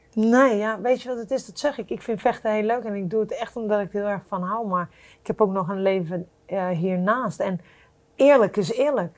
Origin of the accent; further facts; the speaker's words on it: Netherlands; ik kom uit Nederland, klein land